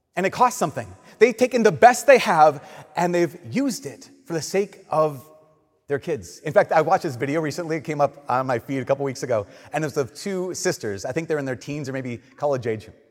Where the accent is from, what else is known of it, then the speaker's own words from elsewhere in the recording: Minnesota, United States; we're Minnesotan